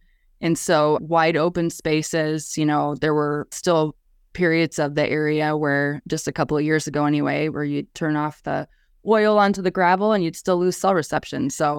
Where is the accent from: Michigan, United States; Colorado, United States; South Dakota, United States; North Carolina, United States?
South Dakota, United States; Colome; also born or lived in Brookings, South Dakota / Sioux Falls, South Dakota; Always have lived in South Dakota.